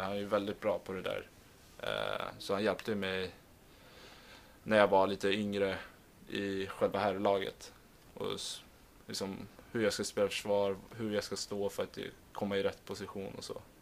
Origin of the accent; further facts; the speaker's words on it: Stockholm, Stockholm County, Sweden; moved away; vi har där hemma i Stockholm